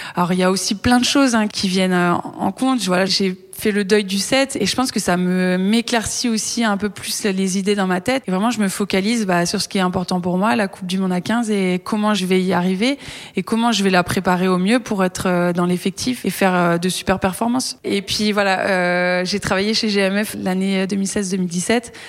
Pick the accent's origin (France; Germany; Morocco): France; Brittany; moved away; quand je suis rentrée chez moi en Bretagne